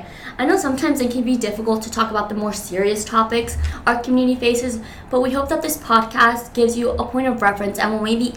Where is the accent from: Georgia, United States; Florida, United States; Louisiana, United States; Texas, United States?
Florida, United States; Miami; also born or lived in Cuba; I'm also from Miami, Kendall, if you're out there. And I was born in Cuba, came here when I was five.